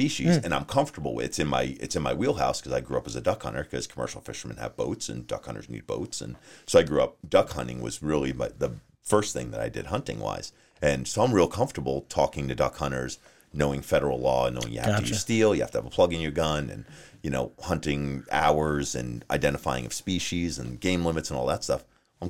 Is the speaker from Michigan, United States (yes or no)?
no; New Jersey, United States; now in Arizona, United States; I'm from New Jersey.